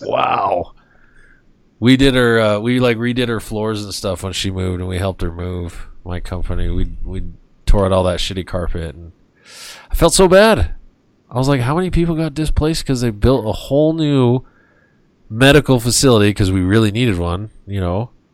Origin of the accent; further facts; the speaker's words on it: United States; I was very fortunate to be born in this country and to to, to be a citizen.